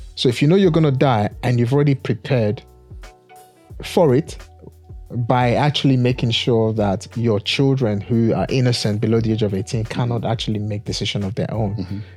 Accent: Nigeria; I'm from Africa, born, bred in Nigeria

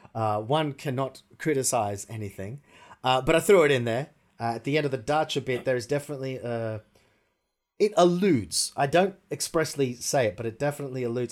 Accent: Australia; moved away as an adult; now in Russia; I'm from Australia

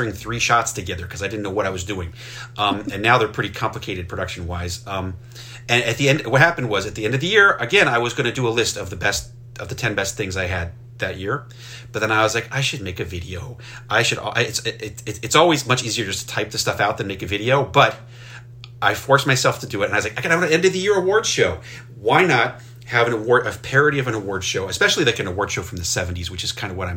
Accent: rural northwestern Maryland, United States; when I grew up in Maryland, I grew up in rural Maryland, in northwestern Maryland.

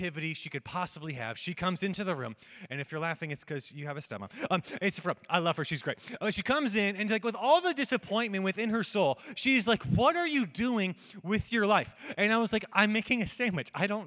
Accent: United States; I'm an American

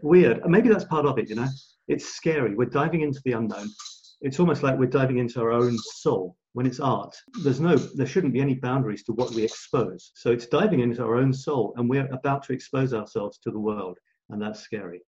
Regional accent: England, United Kingdom; moved away as an adult; also born or lived in Scotland / Australia; now in France; being born in Scotland, being shipped down, growing up in England, a year in Australia, moving to France

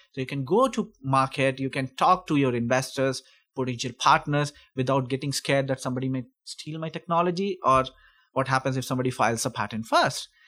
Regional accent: India; moved away as an adult; also born or lived in Sweden / United States; now in Calgary, Canada; I'm originally from India. I studied over there, then I went to Sweden

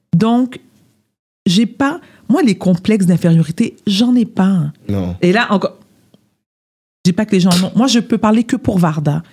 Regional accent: South Shore of Montreal, Quebec, Canada; je suis née à Montréal. J'ai grandi sur la rive sud.

